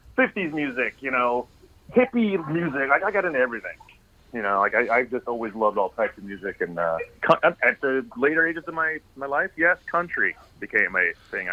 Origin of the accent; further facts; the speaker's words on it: Tucson, Arizona, United States; I'm from Tucson, Arizona.